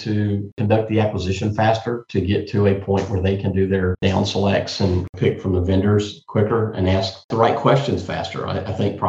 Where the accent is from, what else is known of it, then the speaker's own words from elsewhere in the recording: Maine, United States; born there; Personally, I was born in Loring Air Force Base in Maine.